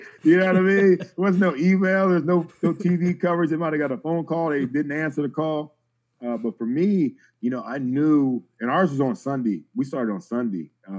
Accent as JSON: {"language": "English", "town": "Marion", "region": "Ohio", "country": "United States", "tie": "born or raised there", "also_born_or_lived": "Cleveland, Ohio", "moved": "yes", "said": "We lived in Cleveland. We got in the car right after I got that call. We drove to my hometown of Marion, Ohio, which is almost 3 hours away."}